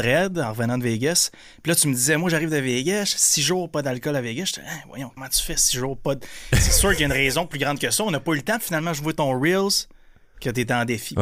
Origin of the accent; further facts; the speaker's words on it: Percé, Quebec, Canada; moved away; also born or lived in Montreal / Grande-Rivière; j'ai grandi à Percé. Je suis un gars de région, moi aussi